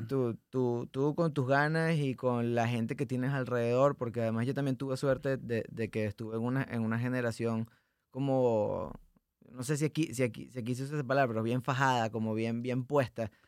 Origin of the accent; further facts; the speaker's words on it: Puerto Ordaz, Bolívar, Venezuela; moved away as an adult; now in Monterrey, Mexico; no es mi ciudad natal, pero es la ciudad donde crecí, eh, en Puerto Ordaz.